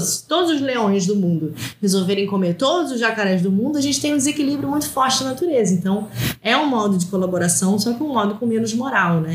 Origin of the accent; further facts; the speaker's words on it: South Region, Brazil; eu sou do sul do Brasil